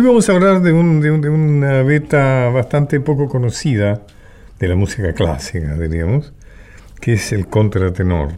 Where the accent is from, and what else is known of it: Argentina